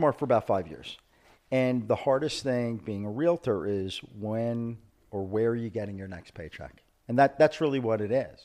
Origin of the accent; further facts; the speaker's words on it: New York City, New York, United States; moved away as an adult; now in South Florida, United States; I'm not from Argentina. I'm from Brooklyn.